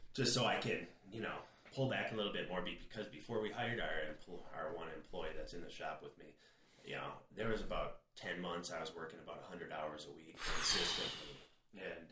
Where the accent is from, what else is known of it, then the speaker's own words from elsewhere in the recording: Minneapolis, Minnesota, United States; moved away as an adult; also born or lived in North Dakota; now in Arizona, United States; I grew up in Minneapolis, then moved north